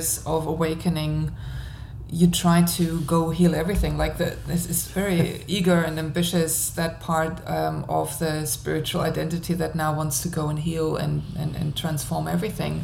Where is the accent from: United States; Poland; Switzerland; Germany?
Germany; moved away; I'm living in a different country. Like, I'm originally from Germany